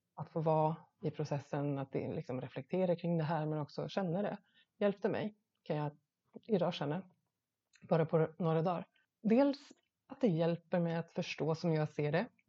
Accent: Gotland, Sweden; som gotlänning kan jag inte låta bli att tänka

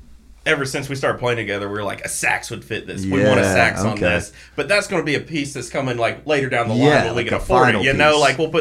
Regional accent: Dahlonega, Georgia, United States; moved away as an adult; now in Athens, United States; I grew up in Dahlonega my whole life

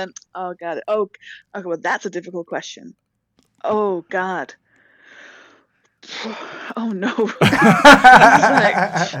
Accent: Denmark; English is a second language; I'm just Danish. I'm Scandinavian.

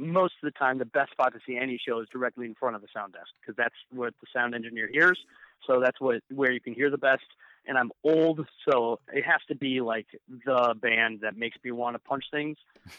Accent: Tampa, Florida, United States; And I'm from Tampa, so I'm still going to beat him.

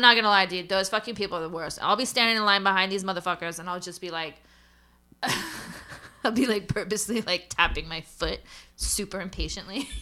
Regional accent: United States; I'm an American

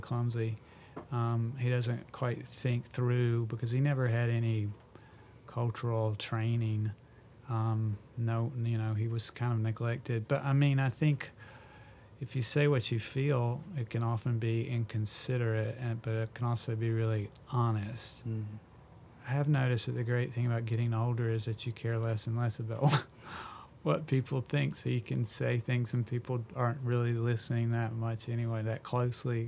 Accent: Clinton, North Carolina, United States; I grew up in Clinton, North Carolina

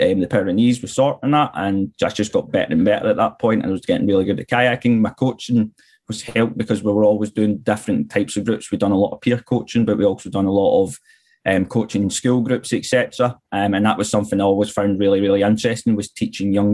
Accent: Glasgow, Scotland, United Kingdom; When I was growing up in Glasgow from an early age

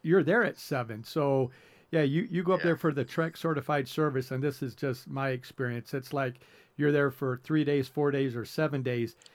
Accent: the South, United States; growing up in the South

